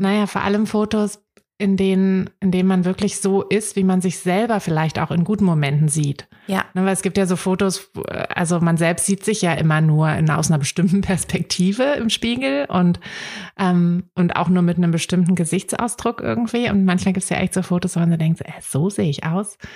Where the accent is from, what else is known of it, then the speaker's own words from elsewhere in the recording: Berlin, Germany; ich bin ja auch in Berlin aufgewachsen